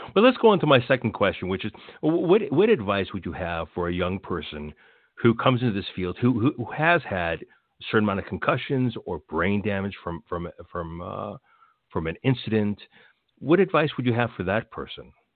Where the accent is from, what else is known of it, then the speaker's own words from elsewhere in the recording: Los Angeles, California, United States; I was born in Los Angeles